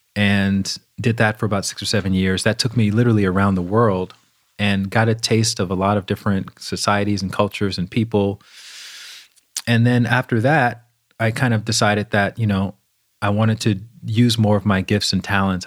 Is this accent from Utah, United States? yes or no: no; Alabama, United States; I grew up in the South, in Alabama.